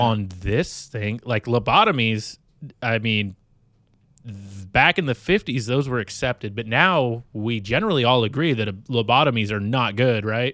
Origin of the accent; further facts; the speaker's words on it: California, United States; I grew up in California